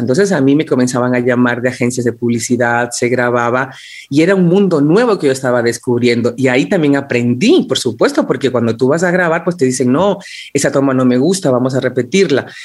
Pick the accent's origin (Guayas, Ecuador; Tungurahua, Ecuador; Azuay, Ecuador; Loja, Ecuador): Tungurahua, Ecuador; Ambato; soy de Ambato, soy de Ambato.